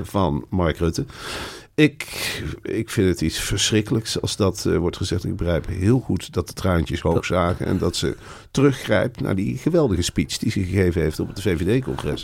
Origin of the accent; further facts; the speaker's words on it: Netherlands; zijn wij Nederlanders